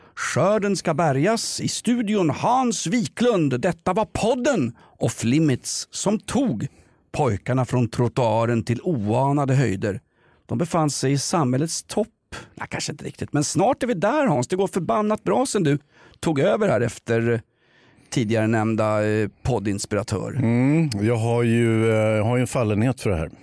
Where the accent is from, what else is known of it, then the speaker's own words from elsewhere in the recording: Stockholm, Stockholm County, Sweden; vi är två stockholmare